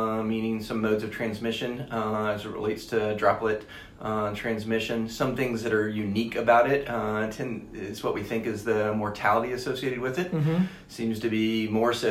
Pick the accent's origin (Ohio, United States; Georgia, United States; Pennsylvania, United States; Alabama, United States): Alabama, United States; moved away as an adult; also born or lived in Nashville / Washington, D.C.; now in Charlotte, United States; grew up in Alabama